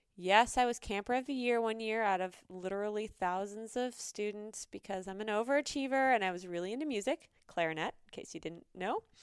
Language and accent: English; North Dakota, United States; moved away; And I grew up in North Dakota, and it's always been a part of my heart. I was there for ten years